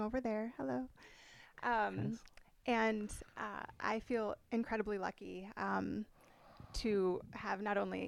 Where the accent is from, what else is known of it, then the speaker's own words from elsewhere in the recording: Midwest, United States; now in San Diego, United States; I grew up in the Midwest, so potentially Chicago, Madison, like going back to my hometown